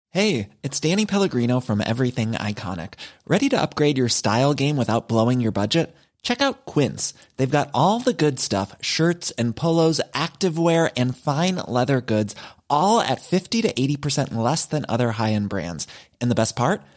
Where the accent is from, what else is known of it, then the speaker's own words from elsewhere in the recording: Savoie, Auvergne-Rhône-Alpes, France; chez nous en Savoie